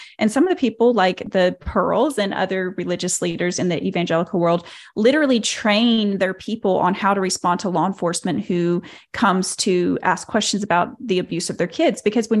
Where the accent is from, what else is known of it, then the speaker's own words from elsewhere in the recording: Arkansas, United States; And so I was raised here in Arkansas by the Duggars.